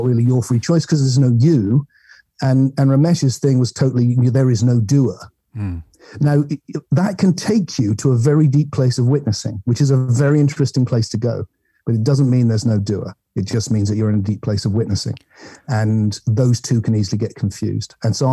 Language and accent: English; England, United Kingdom; I'm English